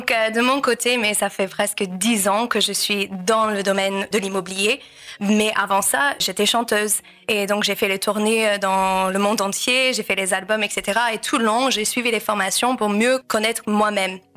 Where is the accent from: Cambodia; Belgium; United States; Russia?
United States; accent: American; French is a second language; moved away as an adult; also born or lived in France; je suis américaine, donc c'est pour ça il y a un petit accent